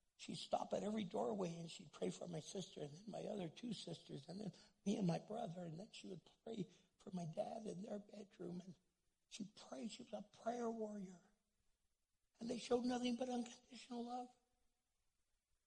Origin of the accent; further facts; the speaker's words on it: United States; English is a second language; I'm first generation American